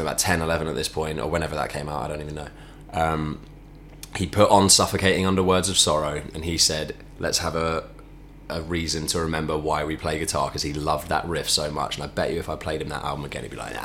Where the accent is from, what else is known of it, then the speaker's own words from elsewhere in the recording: Chesham, South East England, United Kingdom; I grew up in Chesham